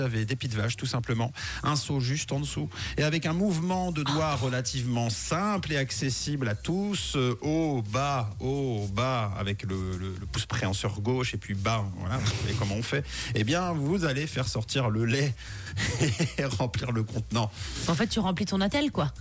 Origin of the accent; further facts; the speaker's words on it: Switzerland; chez nous en Suisse